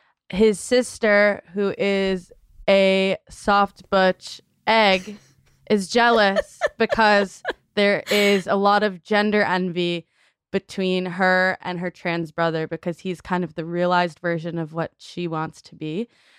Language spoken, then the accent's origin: English; Chicago, Illinois, United States; I'm from Chicago